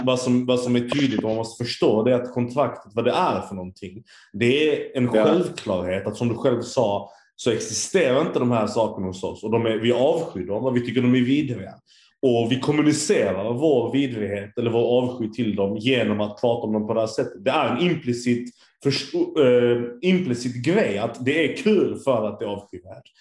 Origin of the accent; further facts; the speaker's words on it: Turkey; jag är turk